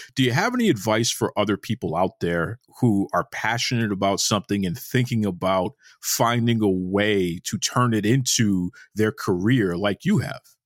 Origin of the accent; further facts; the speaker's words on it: Boston, Massachusetts, United States; Growing up in Boston, which is a hockey town